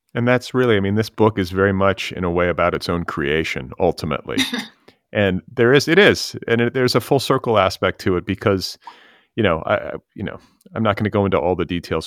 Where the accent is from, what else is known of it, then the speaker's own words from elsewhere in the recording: Midwest, United States; also born or lived in Indiana; as a Midwesterner, because I was raised in the Midwest